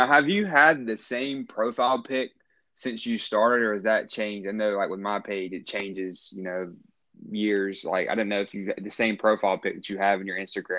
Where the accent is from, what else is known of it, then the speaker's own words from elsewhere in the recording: North Carolina, United States; I'm from North Carolina